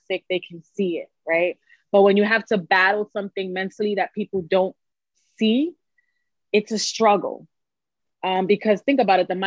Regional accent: New York City, New York, United States; accent: New York; I am from New York City, if you can't tell by the accent. New Yorican

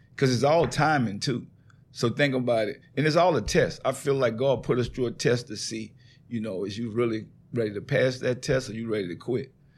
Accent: New Orleans, Louisiana, United States; accent: country; moved away as an adult; also born or lived in California; I moved to California. Mm-hmm. I'm from New Orleans. Mm-hmm. I don't sound like none of them out there when I get to California, I sound all the way country.

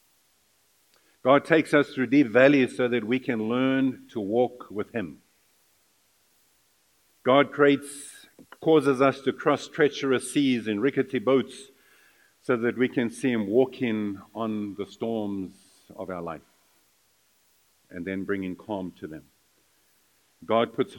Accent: South Africa; moved away as an adult; I was from South Africa

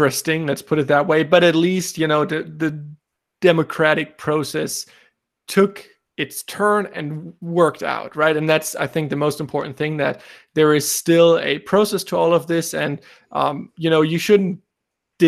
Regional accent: Germany; I'm from Germany

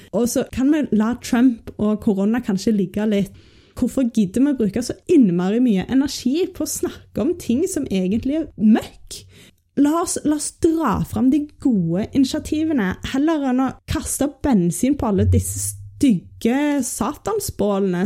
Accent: Norway; her hjemme i Norge

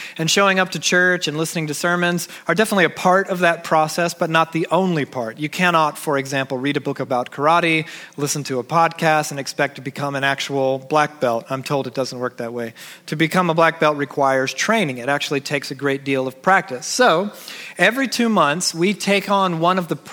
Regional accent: Georgia, United States; moved away; because I'm from Georgia. When we lived in Georgia

